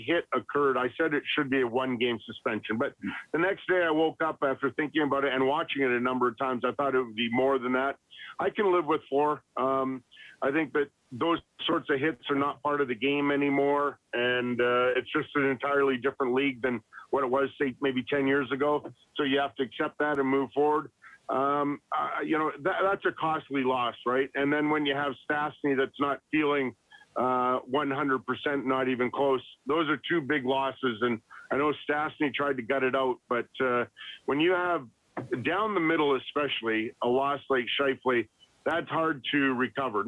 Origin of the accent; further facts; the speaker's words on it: Edmonton, Alberta, Canada; growing up in Edmonton